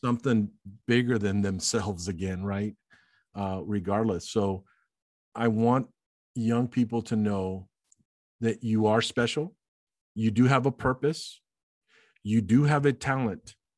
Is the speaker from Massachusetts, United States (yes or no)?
no; Alice, Texas, United States; as a ten-year-old growing up in Alice, Texas